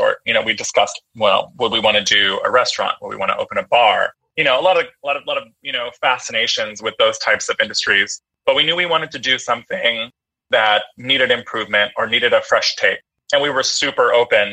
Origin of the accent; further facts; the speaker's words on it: San Francisco, California, United States; I'm a San Francisco native. I was born in San Francisco, grew up in San Francisco, went to school in San Francisco.